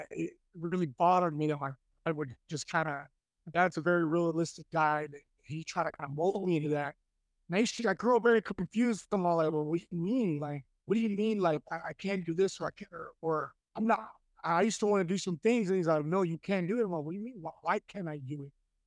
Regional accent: Dallas, Texas, United States; I was born and raised in Dallas, Texas

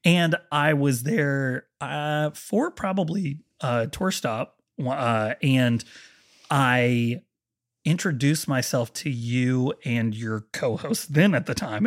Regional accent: Marietta, Ohio, United States; moved away; I'm from Marietta, Ohio

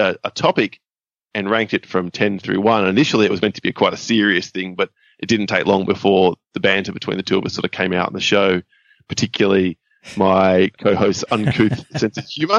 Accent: Perth, Western Australia, Australia; I've lived in Perth my whole life

